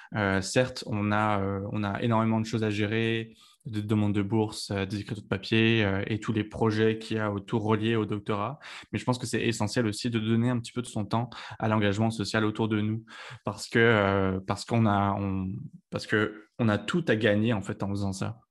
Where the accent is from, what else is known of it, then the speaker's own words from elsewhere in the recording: Lyon, Auvergne-Rhône-Alpes, France; moved away as an adult; also born or lived in Paris, France; now in Montreal, Canada; je suis originaire de Lyon en France